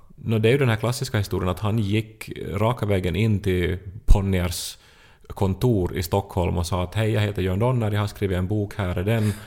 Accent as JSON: {"language": "Swedish", "country": "Finland", "said": "man som finlandssvensk upplever sig lite som en sån här"}